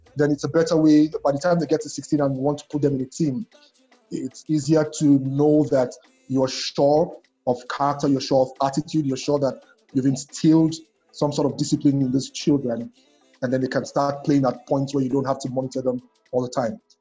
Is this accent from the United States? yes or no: no; Nigeria